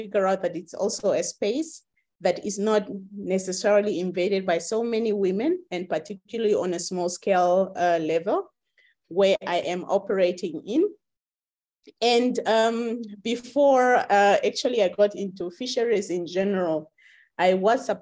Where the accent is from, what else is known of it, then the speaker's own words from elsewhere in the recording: Namibia; I come from Namibia